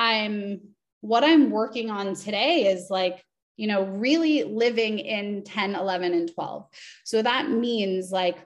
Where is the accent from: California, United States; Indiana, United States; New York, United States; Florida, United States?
California, United States; Los Angeles; I'm from Los Angeles